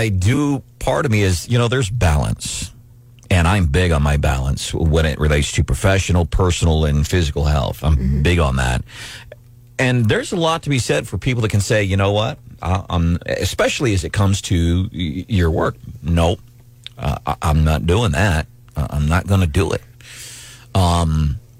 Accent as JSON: {"language": "English", "region": "Missouri", "country": "United States", "tie": "born or raised there", "said": "my childhood growing up in Missouri"}